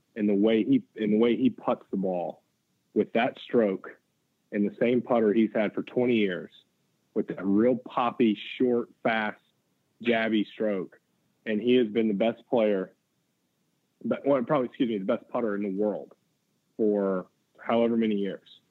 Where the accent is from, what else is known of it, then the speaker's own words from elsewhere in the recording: Chattanooga, Tennessee, United States; moved away as an adult; also born or lived in Athens, Georgia; now in Sea Island, United States; I grew up in Chattanooga, lived there until I went to Athens, and then moved down here to Sea Island.